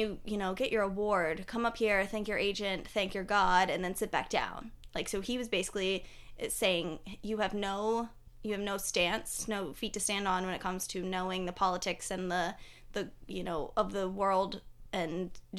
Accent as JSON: {"language": "English", "town": "Hagerstown", "region": "Maryland", "country": "United States", "tie": "born or raised there", "said": "Mind you, we all born and raised in Hagerstown, Maryland."}